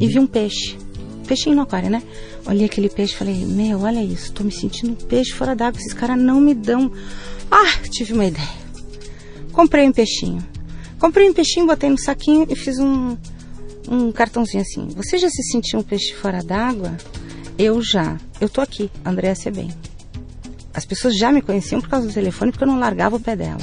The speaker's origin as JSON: {"language": "Portuguese", "region": "Rio Grande do Sul", "country": "Brazil", "also_born_or_lived": "Spain", "said": "eu sou gaúcha."}